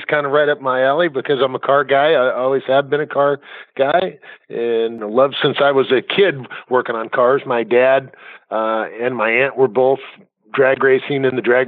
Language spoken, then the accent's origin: English; Southern California, United States; my growing up in Southern California